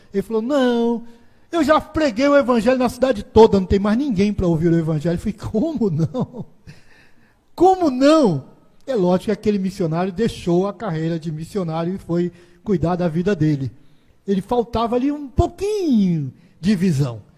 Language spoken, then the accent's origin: Portuguese; Rio de Janeiro, Brazil; also born or lived in Sergipe / Bahia / Rio Grande do Norte; now in Aracaju, Brazil; eu sou carioca, nascido e criado, mas a maior parte da minha vida foi no Nordeste. A maior parte da minha vida foi no estado de Sergipe